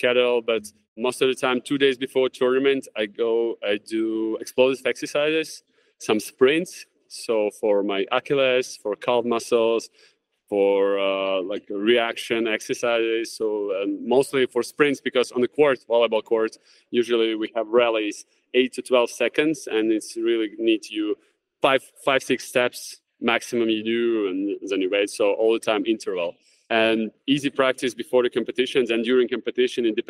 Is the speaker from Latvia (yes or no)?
yes; Jurmala, Latvia; training camps in basketball in my hometown in Jurmala.